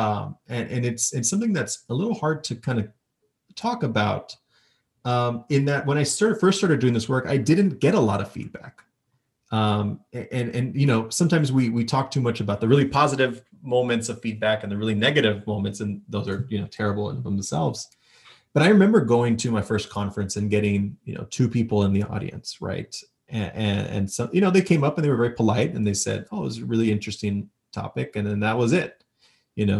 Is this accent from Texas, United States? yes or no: yes; El Paso, Texas, United States; I grew up in El Paso